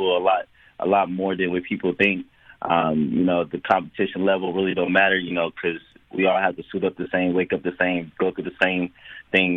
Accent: California, United States; also born or lived in Las Vegas / Texas; now in San Antonio, United States; I was born and raised in California

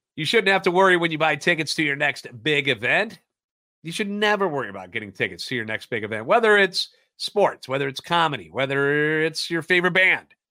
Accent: St. Louis, Missouri, United States; born and raised in the Loop, and a lifetime Cardinals fan.

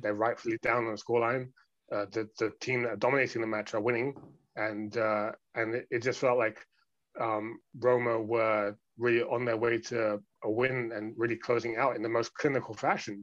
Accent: London, United Kingdom; I'm someone who has spent the majority of my life growing up in London, among other places

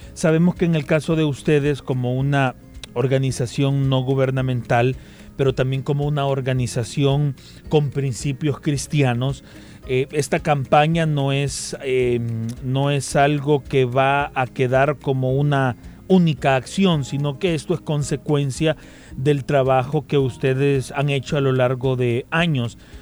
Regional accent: El Salvador; como sociedad salvadoreña nosotros

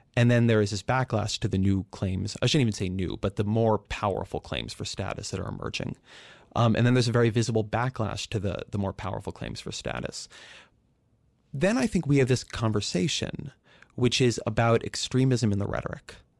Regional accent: California, United States; I grew up in California

